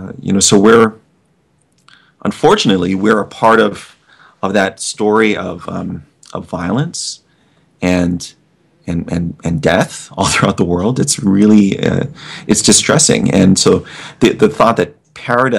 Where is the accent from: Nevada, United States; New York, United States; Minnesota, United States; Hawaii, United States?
Hawaii, United States; as a native Hawaiian